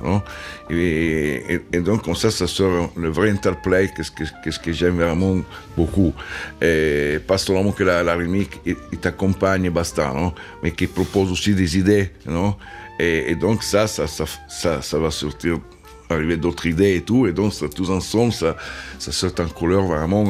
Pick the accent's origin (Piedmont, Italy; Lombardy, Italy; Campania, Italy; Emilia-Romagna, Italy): Piedmont, Italy; Turin; French is a second language; moved away as an adult; je suis né à Turin